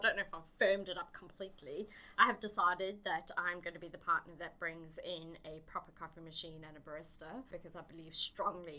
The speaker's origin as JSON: {"language": "English", "country": "South Africa", "tie": "born or raised there", "moved": "as an adult", "lives_now": "Albany, Australia", "said": "I'm originally from South Africa and had a pretty standard upbringing"}